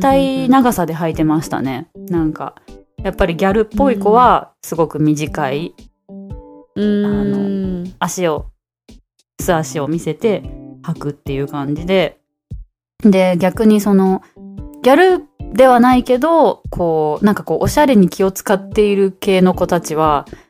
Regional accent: Osaka, Japan; moved away as an adult; now in Taiwan

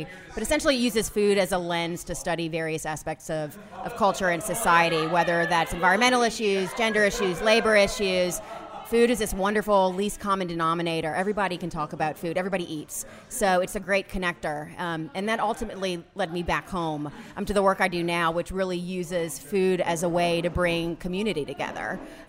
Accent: New Orleans, Louisiana, United States; I grew up here in New Orleans, born and raised, and my mother is Sicilian.

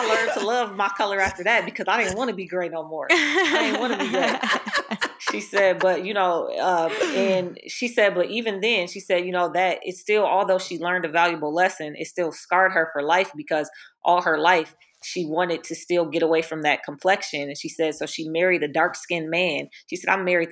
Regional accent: Minneapolis, Minnesota, United States; I grew up in Minnesota

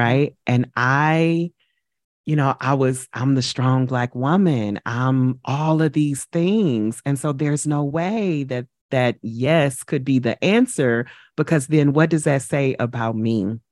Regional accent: St. Louis, Missouri, United States; moved away as an adult; now in New York, United States; I relocated from my hometown, from Saint Louis to New York

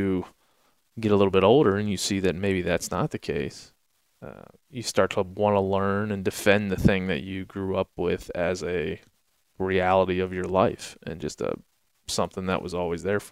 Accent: Maryland, United States; I grew up on the East Coast in Maryland

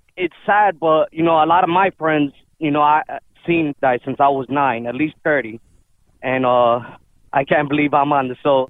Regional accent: Chicago, Illinois, United States; I was born and raised in Chicago my whole life

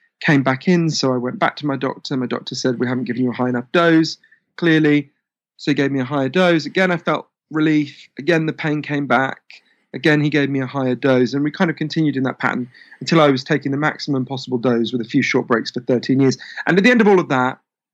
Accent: United Kingdom; being obviously British

